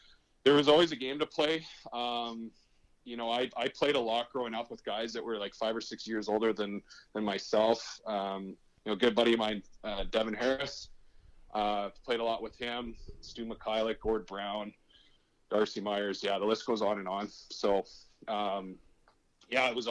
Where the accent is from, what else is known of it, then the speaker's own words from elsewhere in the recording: Prince Albert, Saskatchewan, Canada; I love Prince Albert. It was a great place to grow up.